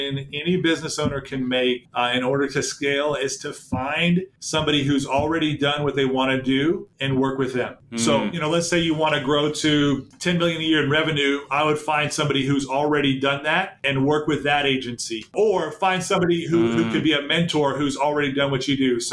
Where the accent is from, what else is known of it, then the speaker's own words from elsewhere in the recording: Dallas, Texas, United States; I grew up in Dallas